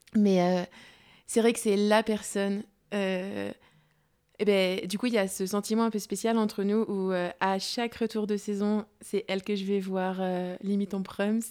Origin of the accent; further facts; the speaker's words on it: Mâcon, Bourgogne-Franche-Comté, France; je suis chez moi à Macon